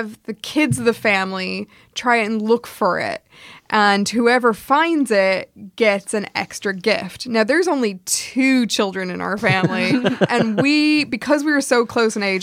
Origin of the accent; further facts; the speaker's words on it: United States; we grew up in the American suburbs